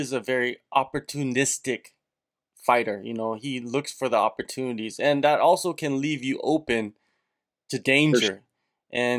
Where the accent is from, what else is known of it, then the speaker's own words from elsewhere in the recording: south of Seattle, Washington, United States; Yeah, I grew up south of Seattle